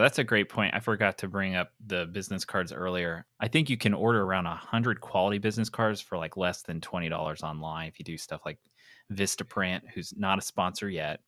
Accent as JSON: {"language": "English", "region": "Pennsylvania", "country": "United States", "tie": "born or raised there", "said": "that is my home state"}